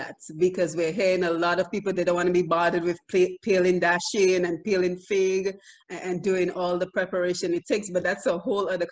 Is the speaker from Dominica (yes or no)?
yes; Dominica; when we were growing up in Dominica, we complained so much about having to walk everywhere